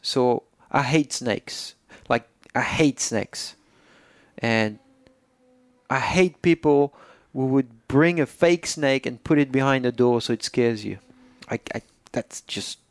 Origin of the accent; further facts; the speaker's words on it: Poitiers, Nouvelle-Aquitaine, France; English is a second language; moved away as an adult; now in United States; I was born in Poitiers on May 18, 1984